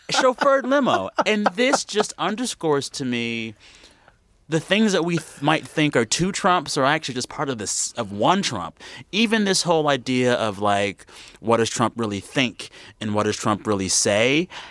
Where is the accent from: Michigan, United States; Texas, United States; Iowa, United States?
Texas, United States; San Antonio; growing up in San Antonio, like many people in the region, spent a lot of my Sundays as a kid in a church house.